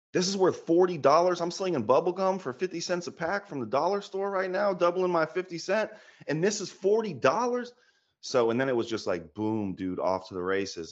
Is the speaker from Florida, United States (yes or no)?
yes; Florida, United States; moved away as an adult; now in Georgia, United States; I'm from Florida, living in Georgia now.